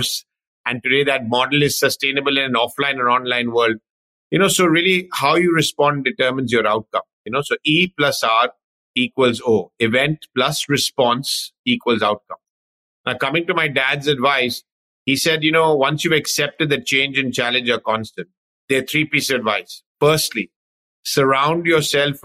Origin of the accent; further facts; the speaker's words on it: London, United Kingdom; I was sort of born and brought up in London, UK